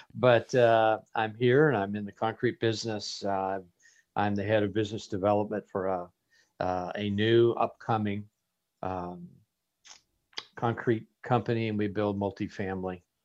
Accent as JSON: {"language": "English", "town": "Las Vegas", "region": "Nevada", "country": "United States", "tie": "born or raised there", "also_born_or_lived": "Phoenix, Arizona", "moved": "as an adult", "said": "I was born and raised in Las Vegas, Nevada, and I moved to Arizona to continue my studies at a Bible college"}